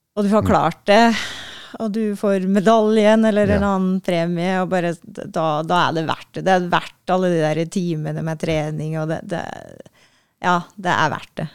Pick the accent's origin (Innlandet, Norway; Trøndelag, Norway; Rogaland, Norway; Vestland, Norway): Innlandet, Norway; Gudbrandsdalen; moved away; Gudbrandsdalen, der jeg er fra